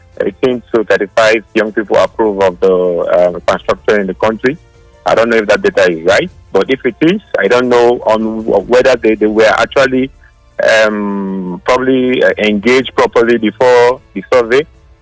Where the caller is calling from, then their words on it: Abuja, Federal Capital Territory, Nigeria; I'm calling from Abuja.